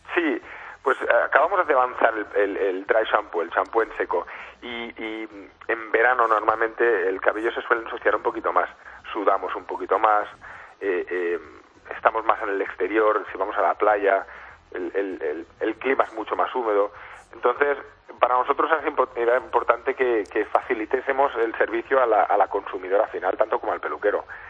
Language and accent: Spanish; Spain; nos caracteriza mucho como españoles